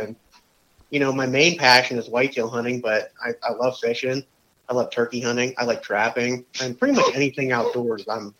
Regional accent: Pennsylvania, United States; You know, grew up, born and raised in Pennsylvania.

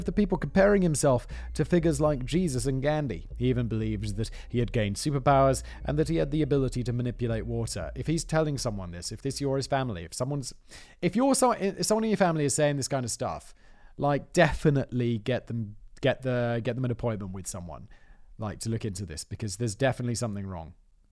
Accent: United Kingdom

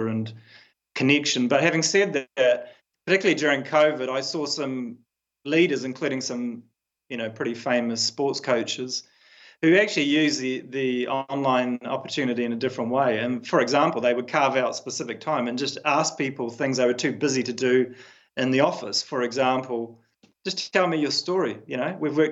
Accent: New Zealand; as a New Zealander

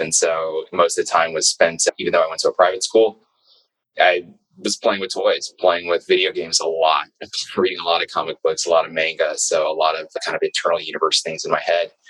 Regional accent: New York City, New York, United States; I was born and raised in New York, uh, Brooklyn

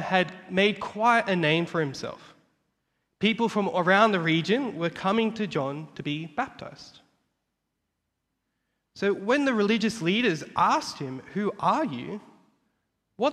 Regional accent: Australia; I was born in Australia and I'm a student that's studying at Moore Theological College

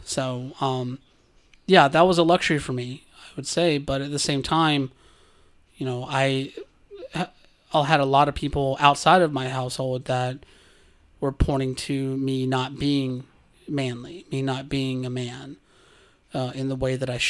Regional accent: Georgia, United States; Gender, on the other hand, let me tell you, growing up in South Georgia, you bottle up a lot.

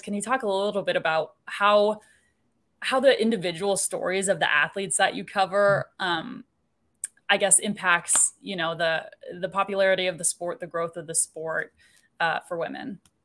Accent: Kansas City, Missouri, United States; growing up in Kansas City, we didn't have a women's professional sports For team.

